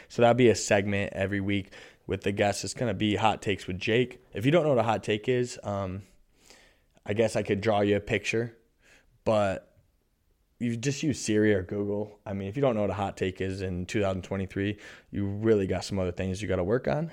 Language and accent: English; Constantine, Michigan, United States; moved away as an adult; also born or lived in Maui, Hawaii / Lake Tahoe; now in Charlotte, United States; I'm a kid from Constantine, Michigan.